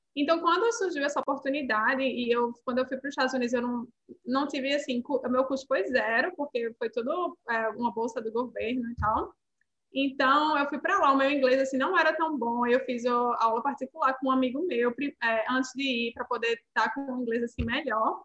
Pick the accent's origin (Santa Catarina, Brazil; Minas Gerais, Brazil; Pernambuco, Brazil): Pernambuco, Brazil; Recife; moved away as an adult; also born or lived in Texas, United States; now in Ottawa, Canada; eu sou uma nordestina, né? Vim de Recife.